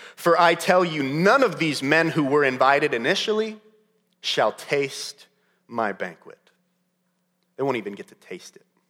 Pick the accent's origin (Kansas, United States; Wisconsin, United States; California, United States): California, United States; Modesto; When I, when I was growing up in California, I lived the first eight years of my life in Modesto, California